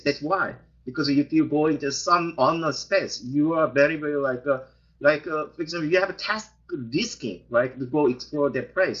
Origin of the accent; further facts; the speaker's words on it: South Korea; moved away; I, I am originally from South Korea